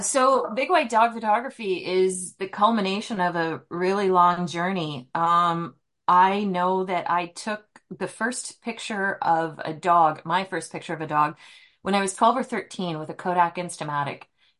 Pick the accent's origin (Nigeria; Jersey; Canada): Canada; Antigonish, Nova Scotia; moved away as an adult; also born or lived in Prince Edward Island / Gander, Newfoundland / British Columbia; now in Spokane, United States; I was born and raised in Antigonish, Nova Scotia.